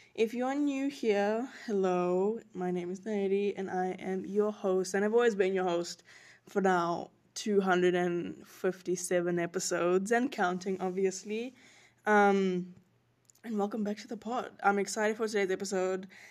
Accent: South Africa; moved away as an adult; also born or lived in North Carolina; now in United States; I'm not from the U S. I'm from South Africa originally. That is my home. That is my country.

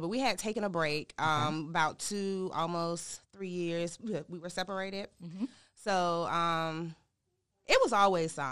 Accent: Durham, North Carolina, United States; also born or lived in Norfolk, Virginia; always been in Durham, but I was born in uh, Norfolk, Virginia. My dad was. I'm a Navy baby

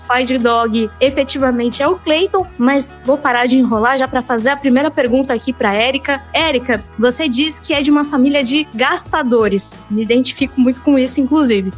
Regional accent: São Paulo, Brazil; Também sou da ZL, assim, não nascida efetivamente, mas passei boa parte da vida na Moca

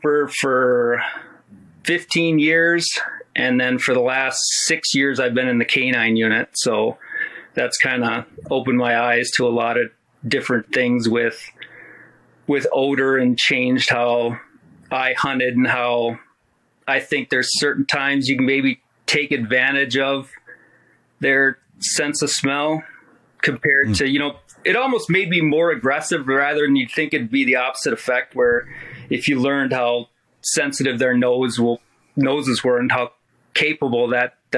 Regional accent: Madison, Wisconsin, United States; moved away; also born or lived in Michigan; I grew up in Madison, Wisconsin

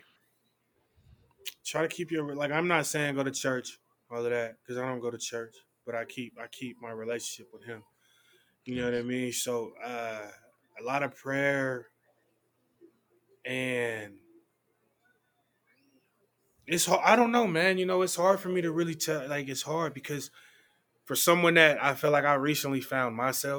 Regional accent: Oakland, California, United States; I was raised by my pops in Oakland

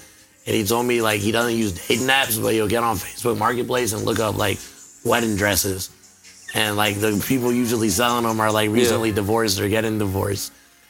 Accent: College Station, Texas, United States; I'm from College Station, Texas, and I run a bar on Northgate called The Spot.

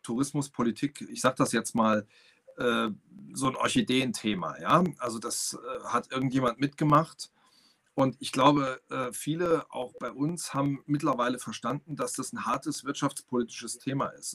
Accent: Saarland, Germany; ich komme aus dem Saarland

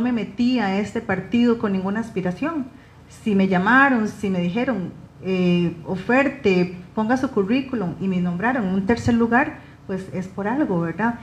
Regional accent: Costa Rica; Los ticos somos muy dados a eso

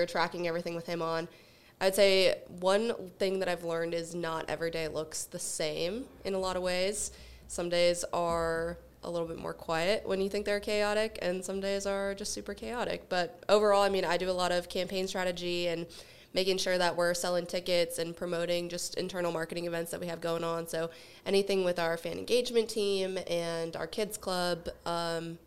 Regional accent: Albuquerque, New Mexico, United States; moved away as an adult; also born or lived in Colorado; I'm originally from Albuquerque, New Mexico.

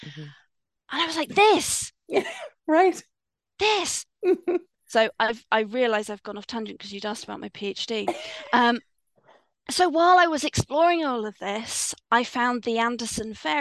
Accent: Swindon, South West England, United Kingdom; I grew up in Swindon

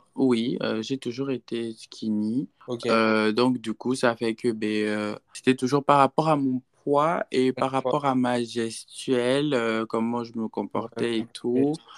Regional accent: Gabon; moved away as an adult; now in Houston, United States; je suis Gabonais, mais je réside aux États-Unis, précisément à Houston, Texas, depuis, euh, cinq ans maintenant

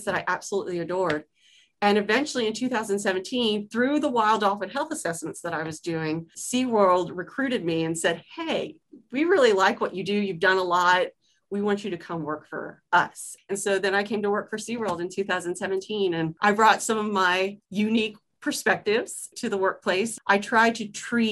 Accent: Kentucky, United States; moved away as an adult; also born or lived in St. Petersburg, Florida; I was from a landlocked state. I'm from Kentucky. And so that was a big deal to meet a dolphin. And so this little landlocked state girl from a farm

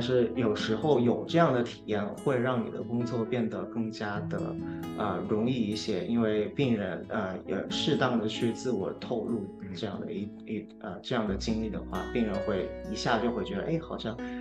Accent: China; now in Houston, United States; 我们那届我只有只有我一个中国人

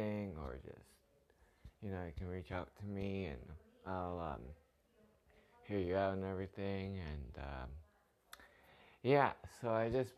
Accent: Toronto, Ontario, Canada; I'm from Toronto, Canada

